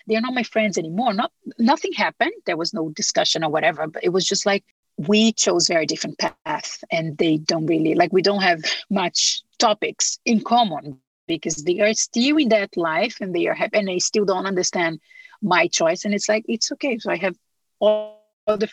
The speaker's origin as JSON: {"language": "English", "country": "Brazil", "moved": "yes", "said": "I'm from Brazil"}